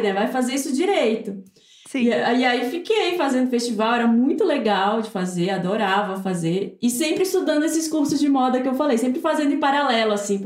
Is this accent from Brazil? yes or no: yes; Belém, Pará, Brazil; moved away as an adult; now in São Paulo, Brazil; eu sou de Belém